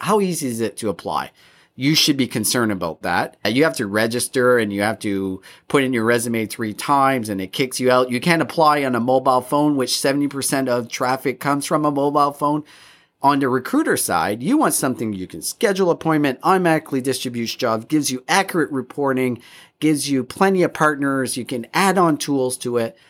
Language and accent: English; Canada; all three of us, we're, we grew up in Canada